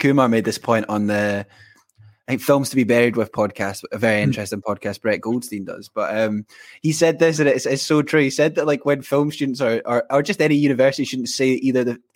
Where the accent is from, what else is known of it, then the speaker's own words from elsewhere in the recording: Scotland, United Kingdom; as a Scot